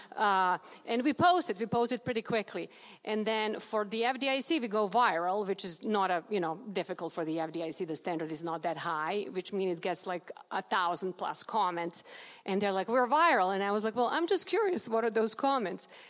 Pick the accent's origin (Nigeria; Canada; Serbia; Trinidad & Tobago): Serbia; now in United States; I was born in Serbia, not Russia